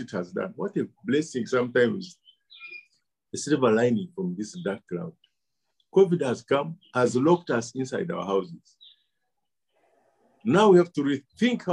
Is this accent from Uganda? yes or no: yes; Uganda; also born or lived in South Africa; I feared to say I'm from Uganda because of the shame of my country. Now I can tell anywhere in the world I am Ugandan.